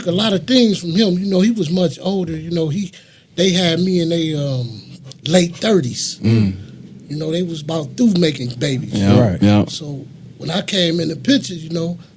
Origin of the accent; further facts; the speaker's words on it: Rockford, Illinois, United States; I'm originally from Rockford, Illinois. I lived on the west side all my life